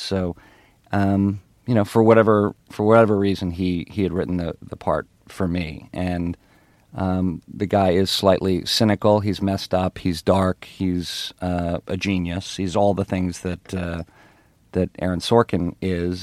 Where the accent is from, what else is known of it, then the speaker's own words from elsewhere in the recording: Ottawa, Ontario, Canada; moved away; I, I grew up in Canada, in Ottawa, Canada